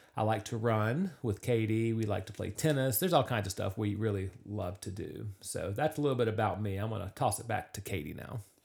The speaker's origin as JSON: {"language": "English", "town": "Charlotte", "region": "North Carolina", "country": "United States", "tie": "born or raised there", "said": "I grew up in the Charlotte area"}